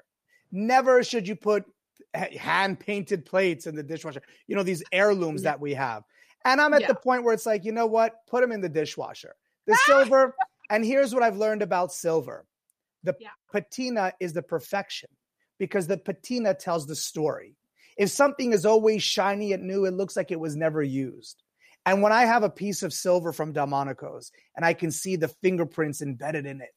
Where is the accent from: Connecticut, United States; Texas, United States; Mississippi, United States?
Connecticut, United States; Greenwich; also born or lived in Florence, Italy; growing up in the restaurant in Greenwich